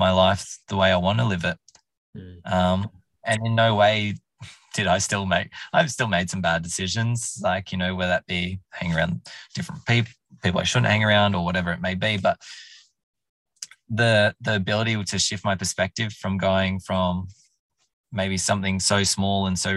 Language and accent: English; Orange, New South Wales, Australia; moved away as an adult; also born or lived in Canberra / London; I wanted to leave Orange. Where I more or less grew up in from 2000. I was born in Canberra